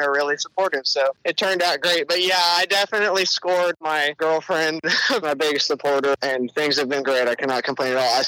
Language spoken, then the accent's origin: English; Willis, Texas, United States; I grew up in Willis on the north end of Lake Conroe, not too far from you